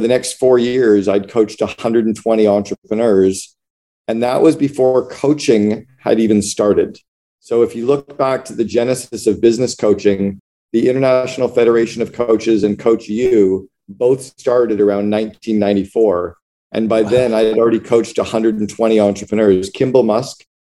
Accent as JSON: {"language": "English", "region": "Northern Ontario", "country": "Canada", "tie": "born or raised there", "also_born_or_lived": "Seattle / Vancouver / Barbados", "moved": "yes", "said": "I grew up in Northern Ontario in Canada, in a city of about 80,000 people"}